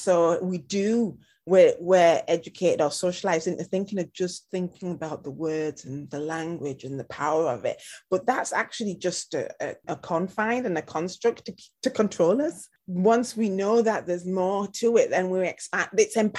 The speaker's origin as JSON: {"language": "English", "country": "United Kingdom", "said": "I think it also applies to us as British, and you're British Punjabi, you know, I'm British Afro-Caribbean"}